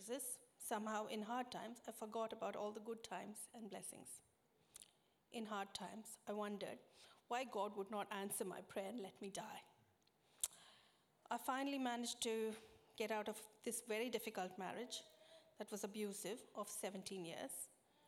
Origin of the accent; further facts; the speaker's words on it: India; moved away as an adult; now in Australia; I was born in India, the third of four siblings